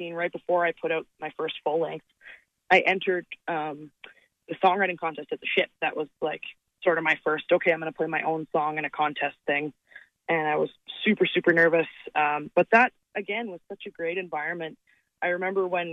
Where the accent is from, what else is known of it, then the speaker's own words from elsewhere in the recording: Calgary, Alberta, Canada; my hometown. And when you think about it, like Calgary's a big city